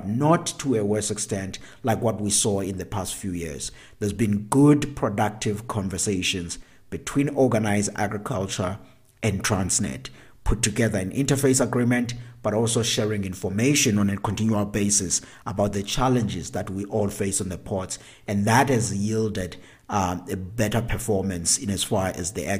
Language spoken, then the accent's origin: English; South Africa; here at home in South Africa